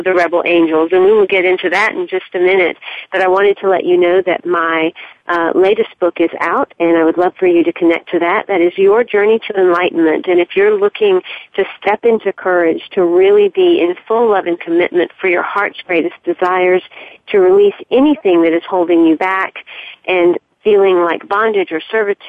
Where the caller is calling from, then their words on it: Charleston, South Carolina, United States; I'm calling you from Charleston, South Carolina today